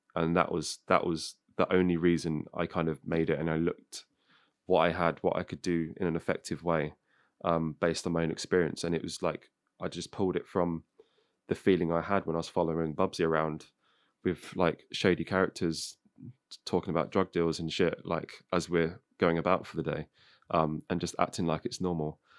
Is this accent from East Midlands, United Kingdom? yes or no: yes; Northamptonshire, East Midlands, United Kingdom; I'm like from Northamptonshire